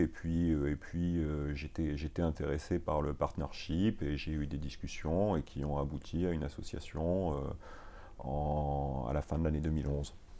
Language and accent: French; Marseille, Provence-Alpes-Côte d'Azur, France; moved away as an adult; now in Paris, France; je suis né, euh, je suis né à Marseille. Euh, j'ai fait mes études à Aix-en-Provence